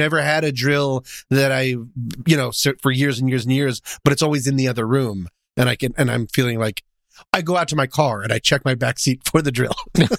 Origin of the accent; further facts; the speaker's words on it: Boulder, Colorado, United States; When I grew up in Boulder, Colorado